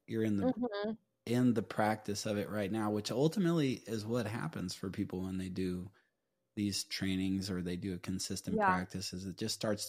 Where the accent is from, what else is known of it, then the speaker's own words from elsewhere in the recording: Folsom, California, United States; I'm from Folsom, California, and I'm excited about the yoga.